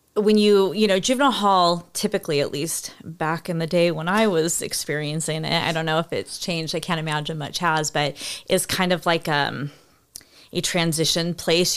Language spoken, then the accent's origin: English; California, United States; we grew up in California